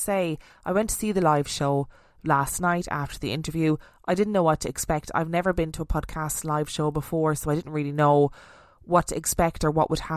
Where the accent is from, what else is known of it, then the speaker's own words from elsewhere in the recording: Canterbury, South East England, United Kingdom; my hometown